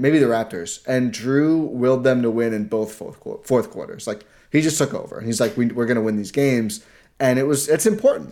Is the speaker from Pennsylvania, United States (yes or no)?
no; Wisconsin, United States